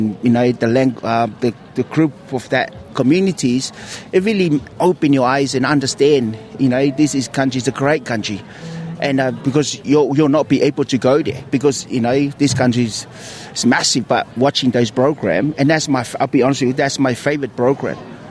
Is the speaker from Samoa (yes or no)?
yes; Samoa; now in Australia; when I grew up in Samoa